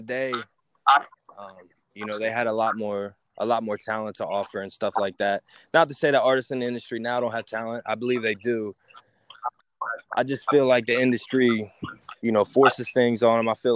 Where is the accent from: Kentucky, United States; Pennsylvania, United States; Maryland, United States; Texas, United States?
Pennsylvania, United States; Gettysburg; also born or lived in Plainfield, Pennsylvania; I'm actually from Gettysburg, Pennsylvania. It's a really historical town, really small town as well.